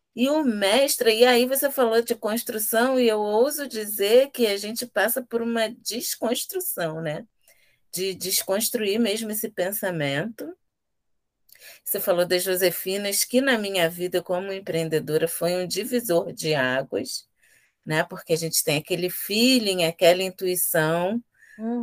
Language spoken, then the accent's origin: Portuguese; Rio de Janeiro, Brazil; Aqui somos três afroempreendedoras periféricas da Zona Oeste do Rio